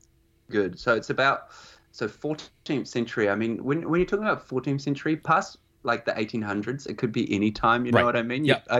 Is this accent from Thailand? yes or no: no; New Zealand; Like I like New Zealand movies being a New Zealander